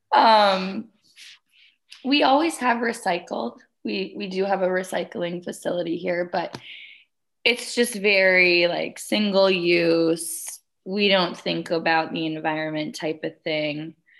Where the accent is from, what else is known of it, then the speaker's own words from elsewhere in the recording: Wisconsin, United States; moved away as an adult; now in Colorado, United States; I was born and raised in Wisconsin, and I moved out to Colorado about five years ago